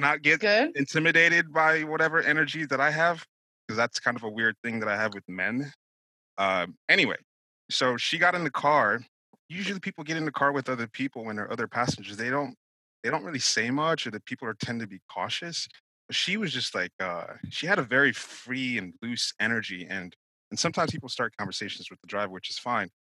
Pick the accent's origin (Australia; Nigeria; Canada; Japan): Nigeria; I was born, I'm Nigerian.